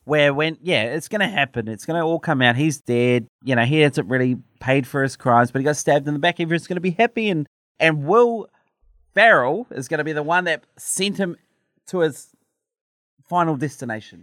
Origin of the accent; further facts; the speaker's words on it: New Zealand; my New Zealand passport